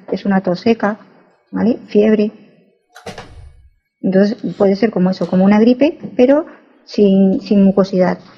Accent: Bucaramanga, Santander, Colombia; yo soy costeña, pero me crié en Santander, en ah. Bucaramanga.

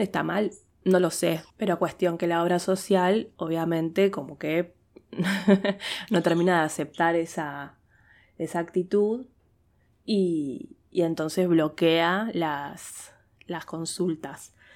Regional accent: Argentina

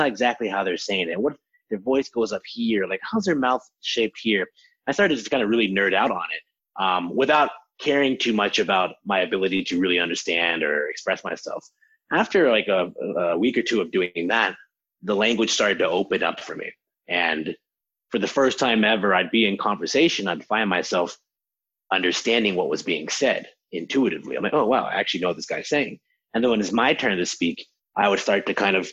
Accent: Harrisburg, Pennsylvania, United States; I grew up in Harrisburg, Pennsylvania, in kind of normal American suburbs

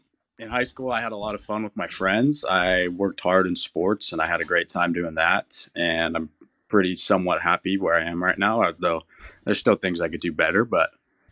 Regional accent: Fresno, California, United States; also born or lived in San Diego; Well, I'm from Fresno.

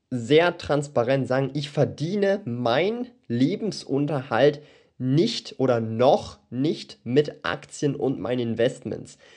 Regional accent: Switzerland; born there; Und ich habe jetzt im Jahr 2019 als 23-Jähriger hier lebend in der Schweiz und auch hier geboren in der Schweiz ein passives Einkommen aufgebaut

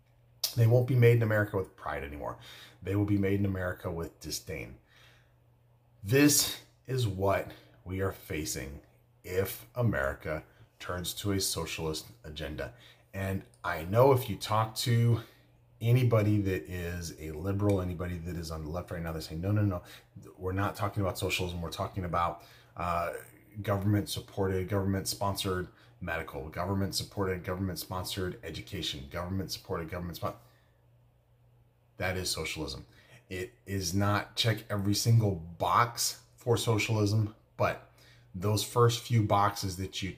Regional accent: United States; I'm an American

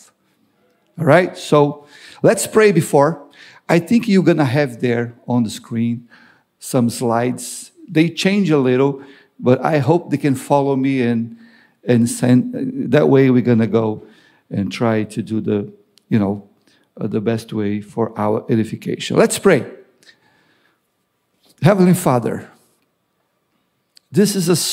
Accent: Brazil; moved away as an adult; also born or lived in New Jersey / Florida; now in Long Island, United States; I'm from Brazil, living in the U.S. for, 23, 24 years.

